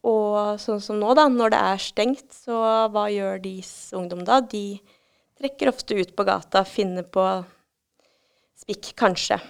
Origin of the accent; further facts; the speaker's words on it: Norway; vi er jo nordmenn